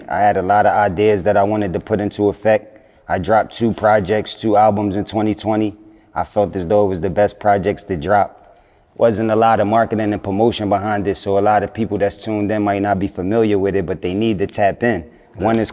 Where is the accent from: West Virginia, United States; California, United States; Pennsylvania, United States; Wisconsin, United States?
Pennsylvania, United States; Philadelphia; I'm from Philadelphia